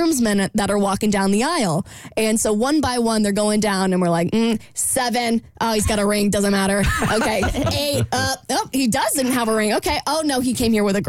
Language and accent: English; Jacksonville, United States; moved away; my hometown of Jacksonville